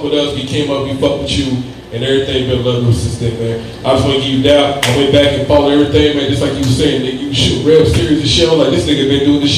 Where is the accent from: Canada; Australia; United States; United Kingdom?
United States; Laurinburg, North Carolina; also born or lived in Waverly; Laurinburg, North Carolina. My hometown. I'm really from Waverly, but I represent Laurinburg as well